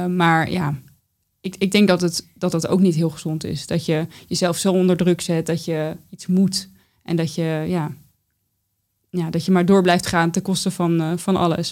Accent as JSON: {"language": "Dutch", "region": "North Brabant", "country": "Netherlands", "tie": "born or raised there", "moved": "yes", "lives_now": "The Hague, Netherlands", "said": "wij verhuisden toen van Den Haag naar een dorp in Brabant"}